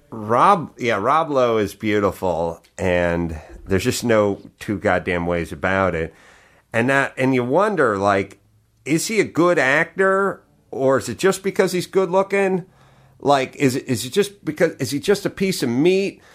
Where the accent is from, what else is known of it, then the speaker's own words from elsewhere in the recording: Los Angeles, California, United States; I grew up in North Hollywood, so, you know, the, uh, the cradle of, of porn, almost the birthplace of porn, the San Fernando Valley